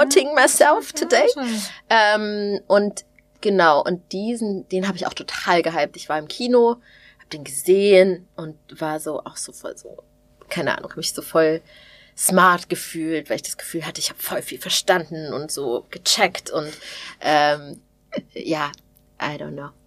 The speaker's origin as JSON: {"language": "German", "region": "Thuringia", "country": "Germany", "said": "als Thüringerin"}